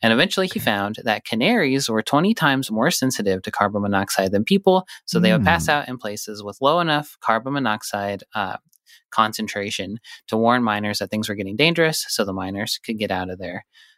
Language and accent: English; Butte, Montana, United States; I knew they used them because I'm from Butte, where a lot of mining happened.